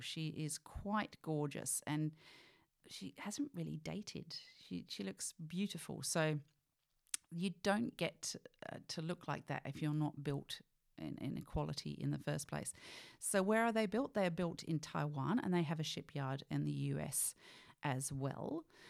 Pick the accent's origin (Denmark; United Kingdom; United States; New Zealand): United Kingdom; also born or lived in Poole Harbour; now in Australia; I was, of course, born in the U K. You know that by my accent